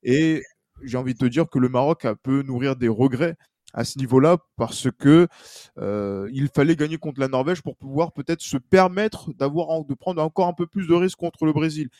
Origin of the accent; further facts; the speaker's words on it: France; en tant que Français